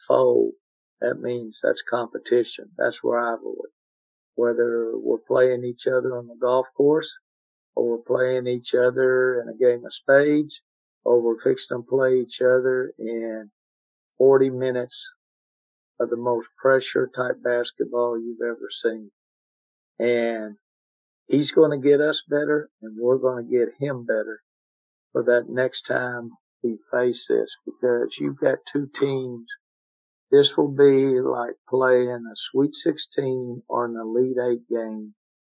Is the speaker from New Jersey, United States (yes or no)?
no; Dallas, Texas, United States; now in Bryan-College Station, United States; I grew up in Dallas where Texas and Oklahoma played in the Cotton Bowl every year.